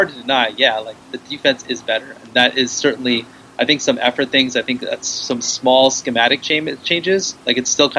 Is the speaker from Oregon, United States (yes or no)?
yes; Corvallis, Oregon, United States; now in San Francisco, United States; I was born in Corvallis, which is in Oregon, which is the Pacific Northwest. So I am technically from there, and I still go back there to visit my dad